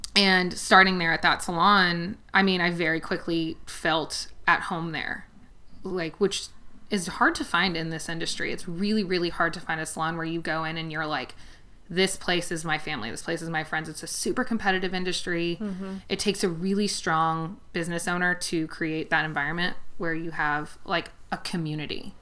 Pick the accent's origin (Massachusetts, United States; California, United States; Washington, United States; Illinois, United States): California, United States; Los Angeles; moved away as an adult; now in Kentucky, United States; I grew up in outside of Los Angeles. I actually grew up in the Valley